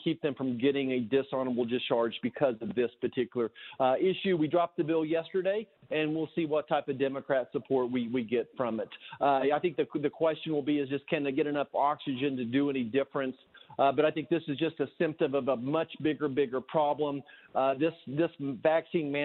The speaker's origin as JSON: {"language": "English", "region": "Kansas", "country": "United States", "said": "I'm from Kansas"}